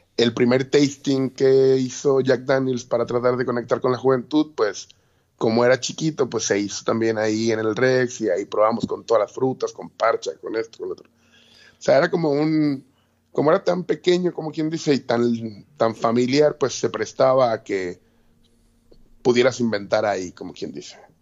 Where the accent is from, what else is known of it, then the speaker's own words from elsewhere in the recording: Mexico City, Mexico; moved away as an adult; now in Puerto Rico; yo soy de la Ciudad de México